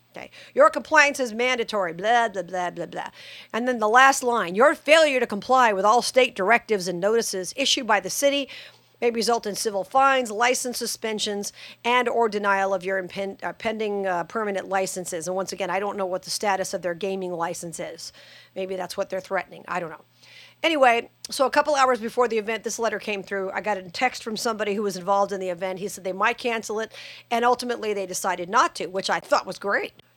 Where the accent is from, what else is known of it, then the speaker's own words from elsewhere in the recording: Las Vegas, Nevada, United States; Vegas is my hometown